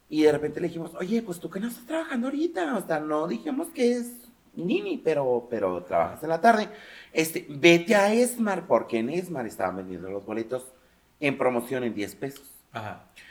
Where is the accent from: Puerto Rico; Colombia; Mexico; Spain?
Mexico; como mexicano